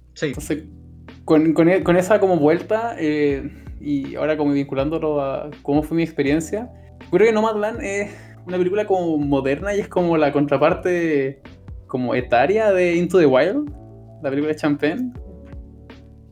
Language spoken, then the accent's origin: Spanish; Chile; nosotros somos chilenos